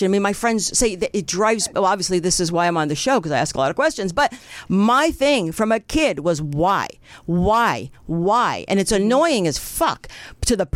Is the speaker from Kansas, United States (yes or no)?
no; New Jersey, United States; now in California, United States; I grew up in New Jersey